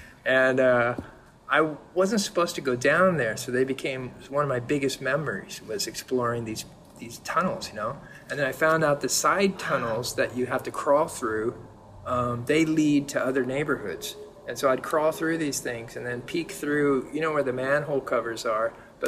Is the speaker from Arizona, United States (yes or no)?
no; San Diego, California, United States; moved away as an adult; also born or lived in Berkeley / Los Angeles; now in Jersey City, United States; No, I was born in San Diego.